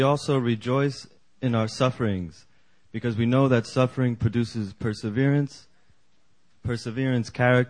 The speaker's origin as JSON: {"language": "English", "region": "New York", "country": "United States", "said": "I'm from New York."}